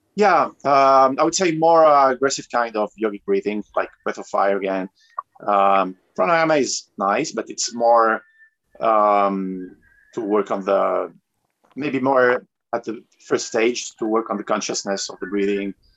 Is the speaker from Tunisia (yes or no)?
yes; Tunisia; also born or lived in France / South America; now in Medellin, Colombia; I'm originally from Tunisia. I was born in France and raised in Tunisia, uh, but I've been living in South America for the last um, 16